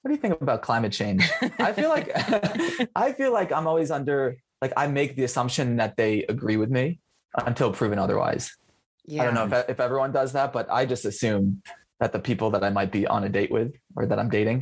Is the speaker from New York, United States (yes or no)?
yes; New York, United States; now in Los Angeles, United States; I'm currently living in Los Angeles, but I'm from New York.